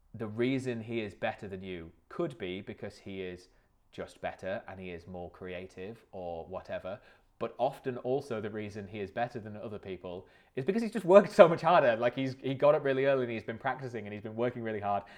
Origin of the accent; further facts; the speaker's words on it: Lake District, North West England, United Kingdom; I grew up in the Lake District